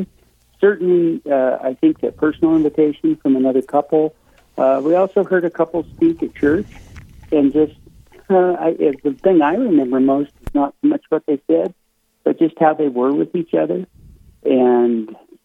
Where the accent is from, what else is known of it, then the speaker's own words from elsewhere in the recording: Casper, Wyoming, United States; also born or lived in Kansas City, Missouri; I'm from Casper. Okay. Grew up here.